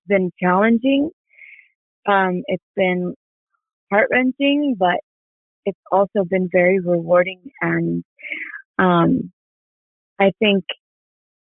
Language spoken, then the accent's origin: English; Mexico; moved away; also born or lived in New York; I'm Mexican